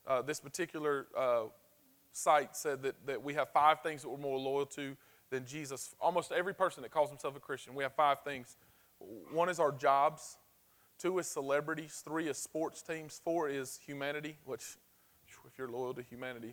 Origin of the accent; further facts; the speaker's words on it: the South, United States; We're from the South